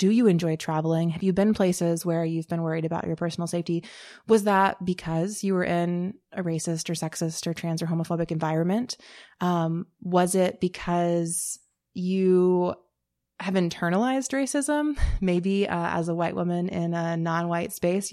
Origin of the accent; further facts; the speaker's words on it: North Carolina, United States; moved away; I grew up in North Carolina, so I grew up in the South in a relatively small town